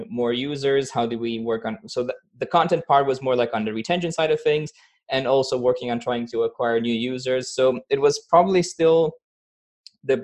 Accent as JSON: {"language": "English", "country": "Romania", "moved": "yes", "lives_now": "Austria", "said": "I'm originally from Romania and I live in Austria"}